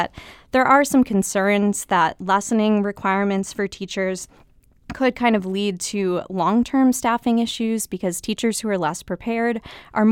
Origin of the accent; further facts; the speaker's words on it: St. Louis, Missouri, United States; moved away as an adult; also born or lived in Washington, D.C.; I grew up in the St. Louis area and then went to the University of Missouri, so St. Louis is home